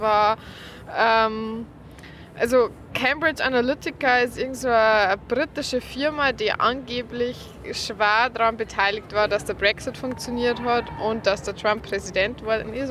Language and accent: German; Lower Bavaria, Germany; accent: Lower Bavarian; mit meinem niederbayerischen Dialekt